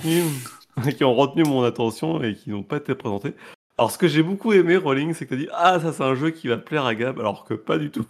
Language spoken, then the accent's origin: French; France; je suis français